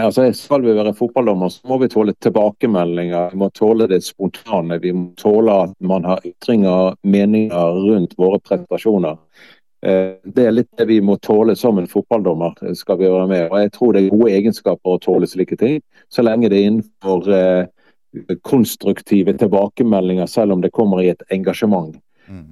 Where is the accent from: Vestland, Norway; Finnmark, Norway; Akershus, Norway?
Vestland, Norway; Bergen; also born or lived in Lindås / Håkonsvern; jeg har vokst opp i Sandviken, faktisk, av alle plasser. Og ungdomstida så flytter vi til Matoppellen og Håkonsvern